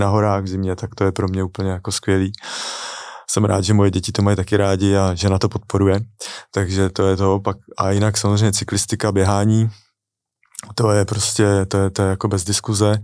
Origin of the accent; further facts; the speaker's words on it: Czechia; moved away as an adult; also born or lived in London; nevyhledával jsem český komunity